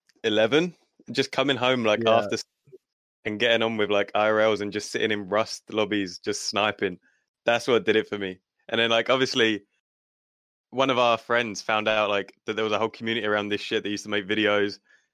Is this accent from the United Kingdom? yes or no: yes; Kent, South East England, United Kingdom; I'm from Kent, which is Kent. Okay. Just outside of London. I'm about 30 minutes away from there.